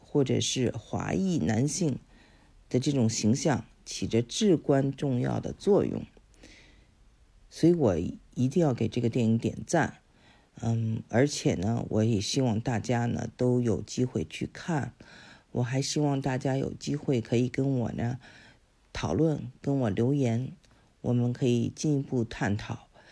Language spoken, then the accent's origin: Chinese; China; 中国人呢，是我们有五千多年的文明， 我们太我们的这个文化的根和我们的家， 我们不会放弃它